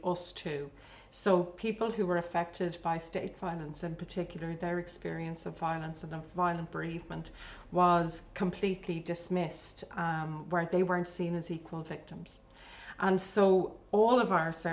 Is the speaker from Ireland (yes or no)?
yes; Dublin, Leinster, Ireland; also born or lived in Tallaght; born in Dublin in the 1970s, grew up in what was, I suppose, a really emerging Ireland at that stage.